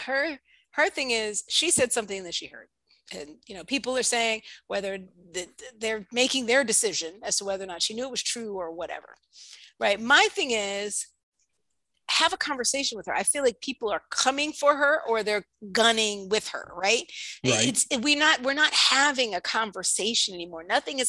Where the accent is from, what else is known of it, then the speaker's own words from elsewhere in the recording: New York, United States; I'm from New York